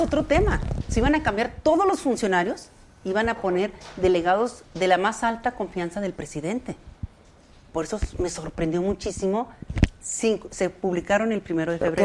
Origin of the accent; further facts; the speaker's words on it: Ciudad Juárez, Chihuahua, Mexico; moved away as an adult; now in Mexico City, Mexico; yo soy de Ciudad Juárez